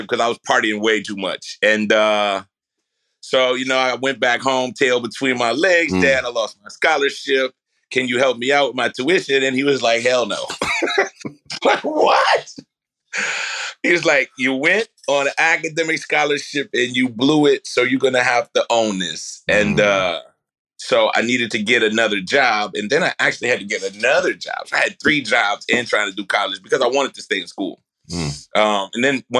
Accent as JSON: {"language": "English", "town": "New Orleans", "region": "Louisiana", "country": "United States", "tie": "born or raised there", "said": "I'm born and raised in New Orleans."}